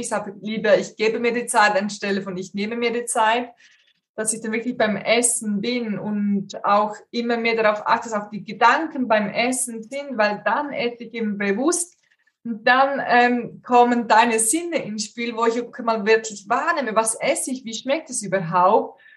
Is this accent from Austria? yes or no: no; Switzerland; bei uns in der Schweiz